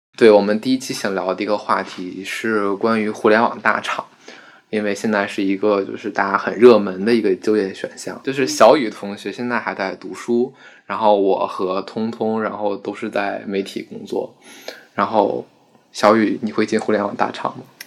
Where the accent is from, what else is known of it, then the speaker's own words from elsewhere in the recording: Beijing, China; 我家是延庆的，延庆就是在北京是一个存在感最低，最低的一个地方